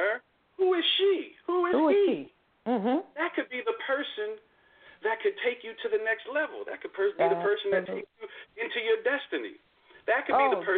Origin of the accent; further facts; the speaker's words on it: Trenton, New Jersey, United States; also born or lived in North Carolina; now in Austin, United States; I'm originally from Trenton, New Jersey.